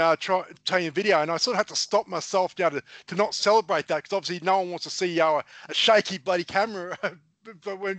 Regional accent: Queensland, Australia; being a Queenslander

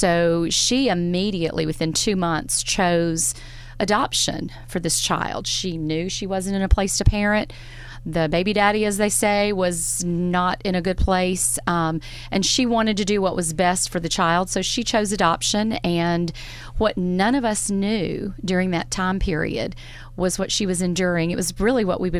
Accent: Florence, Alabama, United States; moved away as an adult; also born or lived in Nashville, Tennessee; now in Hartselle, United States; I'm from Florence, yes, so, native.

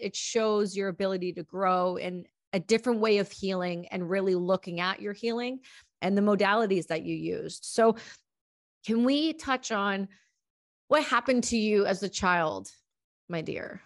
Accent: Ontario, Canada; I'm from Ontario, where not too far from where you guys actually are

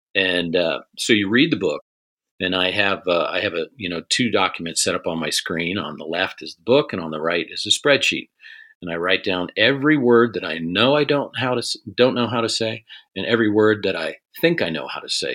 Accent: Cincinnati, Ohio, United States; moved away as an adult; also born or lived in Korea / Fort Campbell, Kentucky; I grew up outside of Cincinnati in Ohio

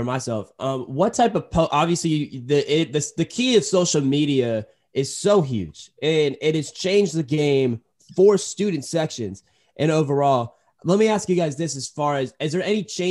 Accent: California, United States; we're both from California

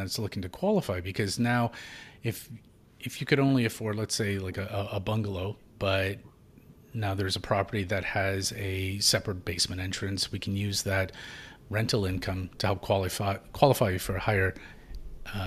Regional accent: Toronto, Ontario, Canada; moved away as an adult; now in Kitchener-Waterloo, Canada; I grew up in Toronto, downtown Toronto, left from King West and Liberty Village area, and to come out to Kitchener-Waterloo, that was a big step

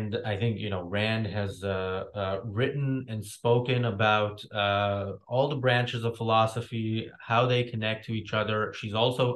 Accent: Israel; moved away; also born or lived in United States; I'm from Israel. I can watch the news from Israel, and it's a topic that I'm already knowledgeable about just because I grew up in it.

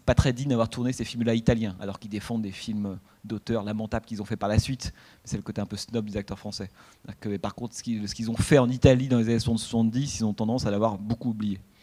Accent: France; nous, toujours, enfin, en tant que Français

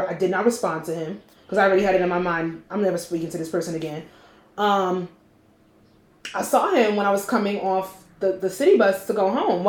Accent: New Jersey, United States; I'm from Jersey

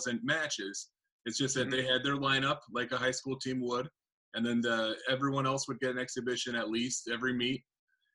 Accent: United States; moved away as an adult; also born or lived in Georgia; I'm from the Quad Cities my whole life

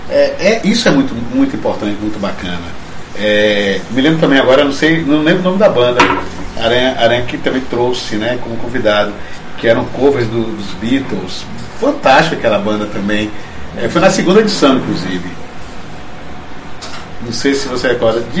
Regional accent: Salvador, Bahia, Brazil; Enquanto eu não toco, eu sou de Salvador, estou assistindo só a apresentação.

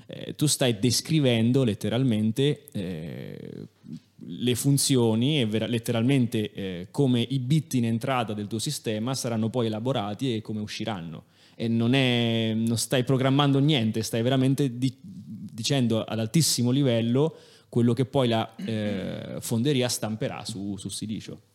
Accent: Italy; accent: strongly Italian (in French); io in francese ho un accento fortemente italiano

